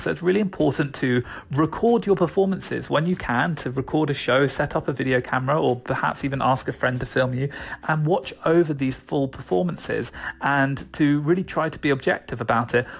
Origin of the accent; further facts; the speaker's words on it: United Kingdom; I am British, so I'm going to keep saying niche.